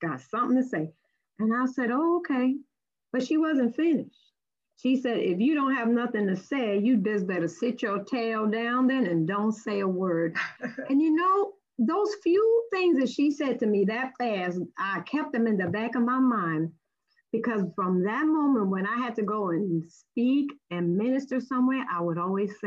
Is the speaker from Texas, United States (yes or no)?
no; New York City, New York, United States; I was born and raised in Brooklyn, New York